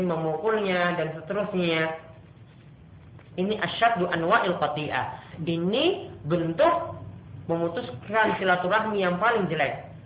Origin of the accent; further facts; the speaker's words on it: Ambon, Maluku, Indonesia; Namun kalau di beberapa tempat seperti dari saya Ambon, ya, itu ada tuasikan di belakangnya